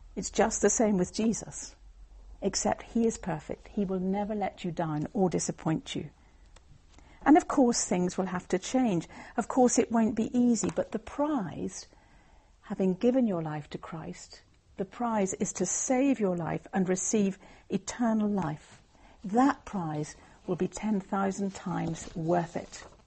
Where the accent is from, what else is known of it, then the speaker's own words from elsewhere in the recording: Northern Ireland, United Kingdom; I was brought up in Northern Ireland